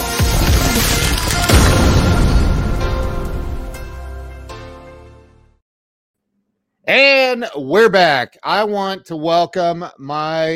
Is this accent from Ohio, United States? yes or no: yes; Indian Lake, Ohio, United States; I grew up in Indian Lake, Ohio